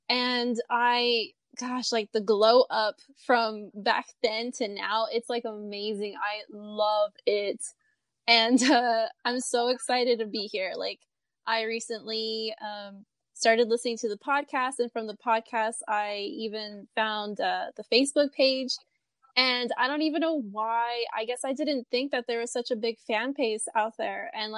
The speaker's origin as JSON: {"language": "English", "region": "Texas", "country": "United States", "said": "I'm from Texas."}